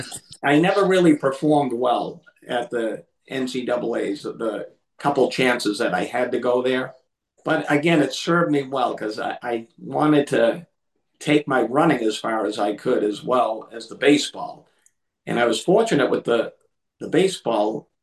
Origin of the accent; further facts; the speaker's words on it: Lynn, Massachusetts, United States; I'm from Massachusetts